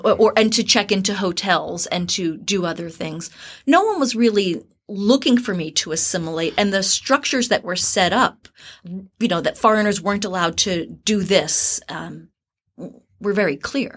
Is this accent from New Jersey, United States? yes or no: yes; New Jersey, United States; moved away as an adult; also born or lived in Tokyo / San Diego / Philadelphia / Gansu; now in Beijing, China; I'm from New Jersey